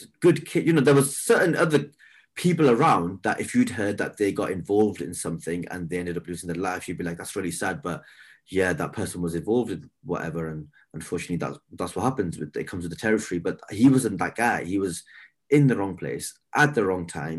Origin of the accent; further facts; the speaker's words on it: the north of England, United Kingdom; we were from up north.